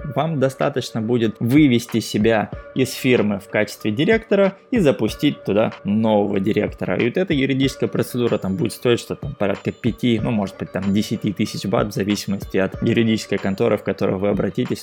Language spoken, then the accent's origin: Russian; Vladivostok, Primorsky Krai, Russia; moved away as an adult; now in Thailand; Я, например, из Владивостока